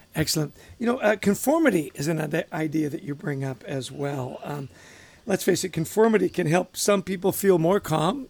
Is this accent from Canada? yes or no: yes; Vancouver, British Columbia, Canada; I grew up in Vancouver